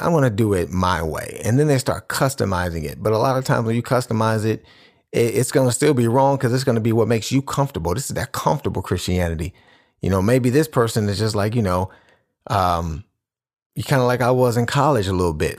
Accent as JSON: {"language": "English", "town": "Cleveland", "region": "Ohio", "country": "United States", "said": "I'm from Cleveland, so I'm, I'm a Cleveland Cavaliers fan."}